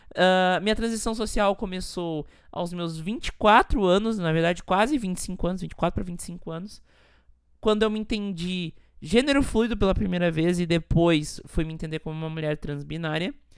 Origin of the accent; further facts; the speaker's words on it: Montenegro, Rio Grande do Sul, Brazil; moved away as an adult; now in São Paulo, Brazil; eu vim de Montenegro, uma cidade pequena no interior do Rio Grande do Sul